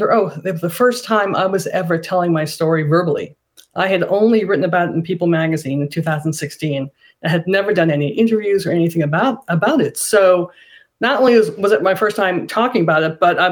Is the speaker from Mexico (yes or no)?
no; Canada; I'm Canadian, and I, the night of the election, the night before the election, I got on a plane and came back to Canada and just stayed here for a while